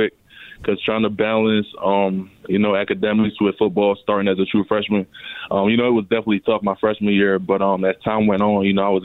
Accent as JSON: {"language": "English", "town": "Baltimore", "region": "Maryland", "country": "United States", "tie": "born or raised there", "also_born_or_lived": "Nigeria / North Carolina", "said": "me and my family moved to Baltimore around the age of eight."}